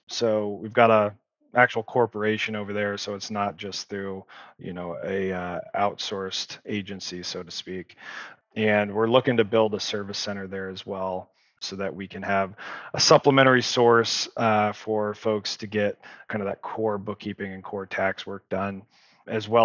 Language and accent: English; Nevada, United States; You might be a Nevadan like I am